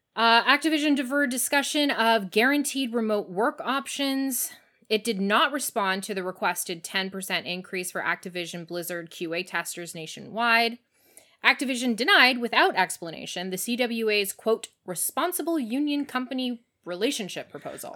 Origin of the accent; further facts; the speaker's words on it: Canada; now in United States; even as a Canadian, I didn't quite understand when I moved here